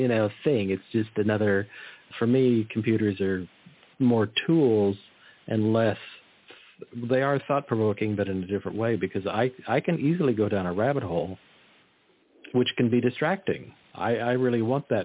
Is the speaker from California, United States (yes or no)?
yes; Monterey Peninsula, California, United States; I grew up in the Monterey Peninsula.